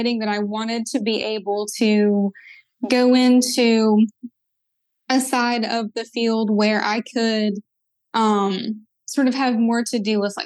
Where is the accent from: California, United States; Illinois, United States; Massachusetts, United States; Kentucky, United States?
Kentucky, United States; also born or lived in Southern West Virginia; I grew up in Eastern Kentucky and Southern West Virginia. I grew up kind of on the border of both of the states